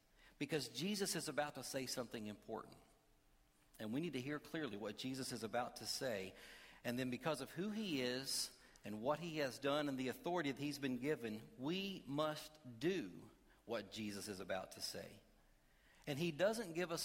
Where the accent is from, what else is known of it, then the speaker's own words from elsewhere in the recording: Kentucky, United States; I am from Kentucky